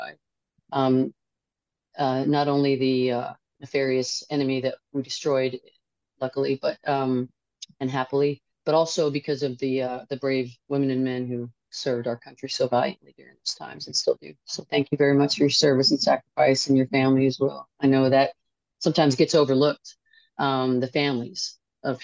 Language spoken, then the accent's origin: English; Los Angeles, California, United States; I'm from Los Angeles